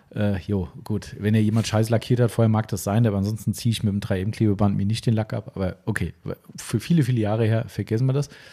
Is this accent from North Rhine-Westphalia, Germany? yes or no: no; Hesse, Germany; ich komme aus Hessen